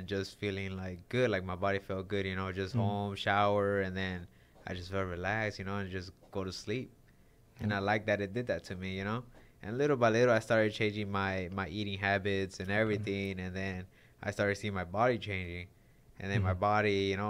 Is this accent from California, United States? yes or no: yes; Los Angeles, California, United States; also born or lived in San Fernando Valley; half of my life I was in Hollywood, half of my life I was in the Valley.